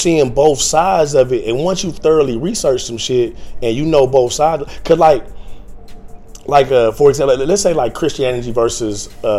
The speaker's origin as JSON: {"language": "English", "region": "Ohio", "country": "United States", "moved": "yes", "lives_now": "Los Angeles, United States", "said": "I'm from Ohio, living in L.A. now."}